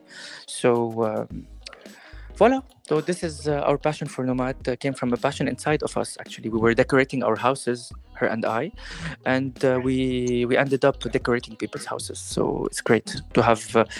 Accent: Lebanon; moved away; also born or lived in Paris, France; I'm a Levantine guy. I come from the Levant. I've been raised in a Greek, Turkish, Lebanese family of many origins

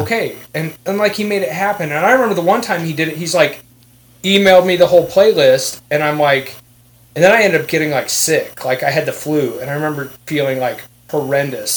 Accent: Iowa, United States; also born or lived in Kansas City, Missouri; I was raised in Iowa, but I was born in Kansas City.

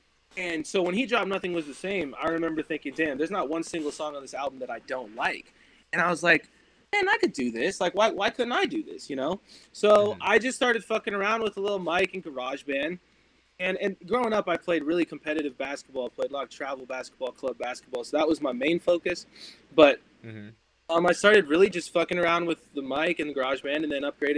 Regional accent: Los Angeles, California, United States; I grew up in Los Angeles

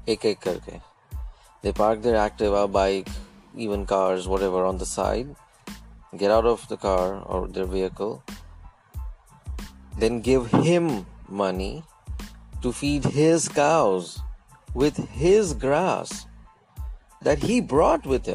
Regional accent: India; moved away as an adult; also born or lived in United States; I was from India

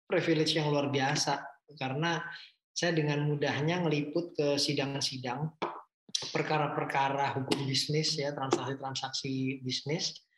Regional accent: Surabaya, East Java, Indonesia; itu modal saya orang Surabaya kan bonek ya kita

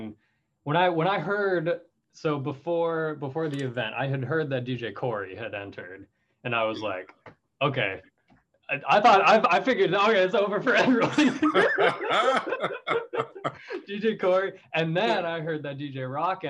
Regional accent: Richland, Washington, United States; moved away as an adult; now in Portland, United States; I grew up in Washington, but I've lived in Portland through college and on into current times

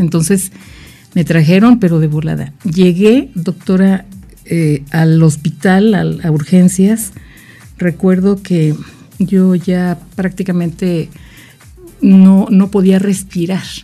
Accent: Jojutla, Morelos, Mexico; soy de Jojutla, Morelos.

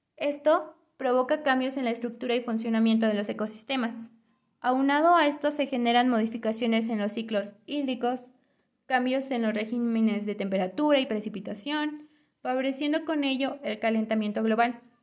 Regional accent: Temascalcingo, State of Mexico, Mexico; Yo soy originaria de la comunidad de San Mateo el Viejo, municipio de Temascalcingo, Estado de México

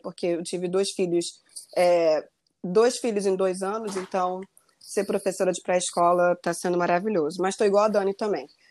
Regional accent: Rio de Janeiro, Brazil; moved away as an adult; also born or lived in Maryland, United States; now in United States; voltar para o Rio, eu sou do Rio

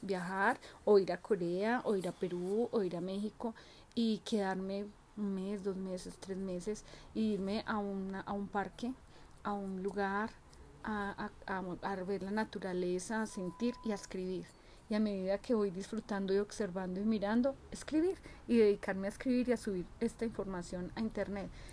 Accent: Pereira, Risaralda, Colombia; moved away; viajar a mi tierrita, a Colombia, a Pereira

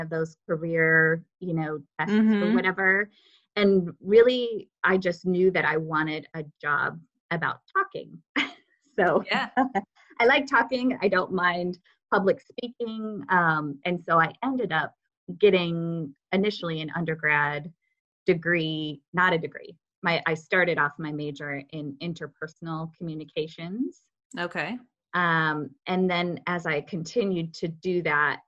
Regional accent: Wisconsin, United States; moved away as an adult; now in Indianapolis, United States; I'm from Wisconsin originally, moved to Indiana for a boy

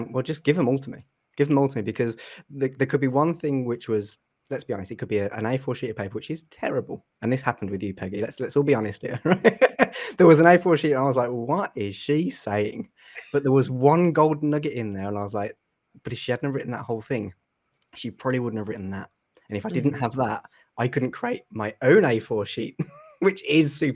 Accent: Jurassic Coast, South Coast of the UK, South West England, United Kingdom; I'm from the UK on the South Coast. It's called the Jurassic Coast is where I am

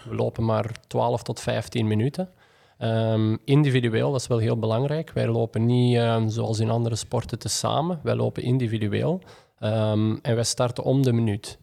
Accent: Belgium; als Belg

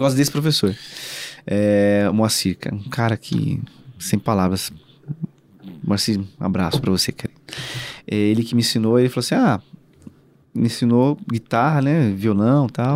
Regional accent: São Paulo, Brazil; eu nasci e cresci, cara, assim, acho que num, a maior, acho que a maior comunidade, uma das maiores comunidades do Brasil, é, que é o Heliópolis, que fica em São Paulo

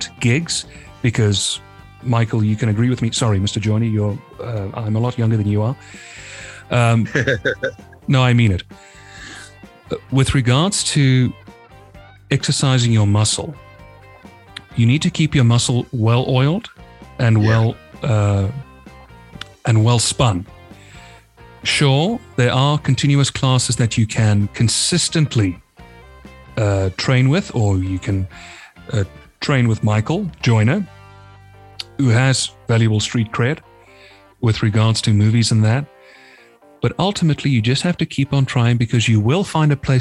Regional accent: South Africa; I'm from South Africa

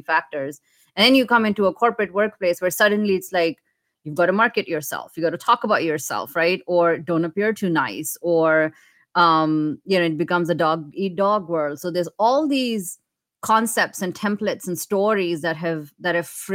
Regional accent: India; moved away as an adult; now in United States; Me growing up in India

